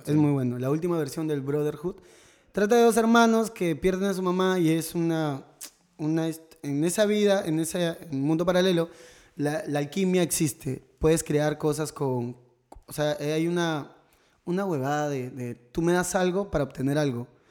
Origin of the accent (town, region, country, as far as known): Tumbes, Peru; moved away